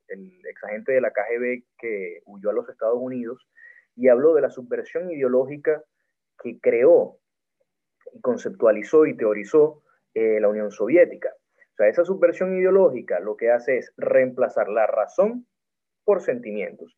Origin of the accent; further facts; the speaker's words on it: Maracaibo, Zulia, Venezuela; soy maracucho